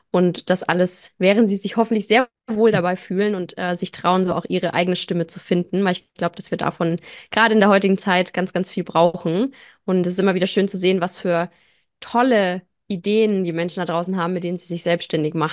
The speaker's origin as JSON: {"language": "German", "area": "near Nuremberg", "region": "Bavaria", "country": "Germany", "said": "bin aus der Nähe von Nürnberg"}